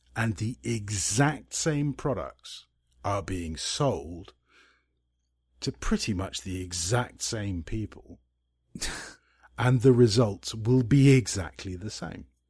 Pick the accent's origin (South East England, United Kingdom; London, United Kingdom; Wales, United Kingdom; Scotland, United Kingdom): Scotland, United Kingdom; I'm a Scot